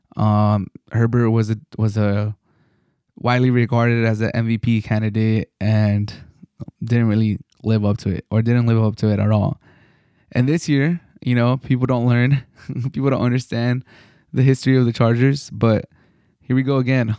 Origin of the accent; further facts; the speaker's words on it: San Diego, California, United States; Growing up in San Diego